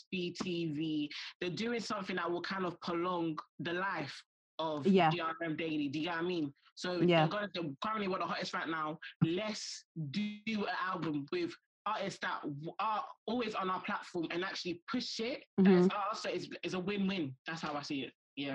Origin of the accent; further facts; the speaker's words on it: United Kingdom; we kind of embracing being African Brits in a sense of like, we're embracing our culture, but also we are British at the same time.